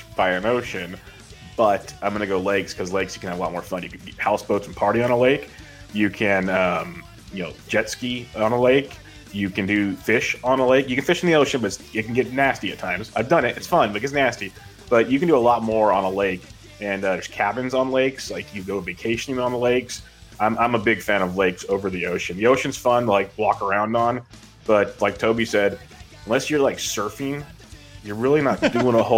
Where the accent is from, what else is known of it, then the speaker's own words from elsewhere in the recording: California, United States; Born and raised. I said, we grew up like 7 minutes apart.